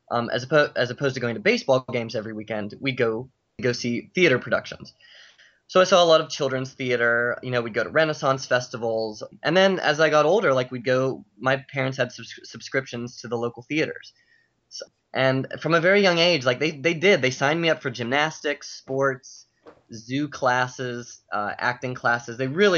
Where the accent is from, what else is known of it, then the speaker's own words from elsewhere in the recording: Pittsburgh, Pennsylvania, United States; moved away as an adult; now in New York, United States; So I grew up in Pittsburgh